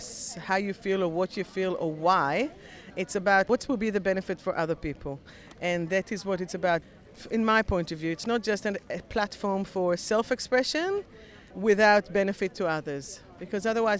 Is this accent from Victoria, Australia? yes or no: yes; Melbourne, Victoria, Australia; I'm from Melbourne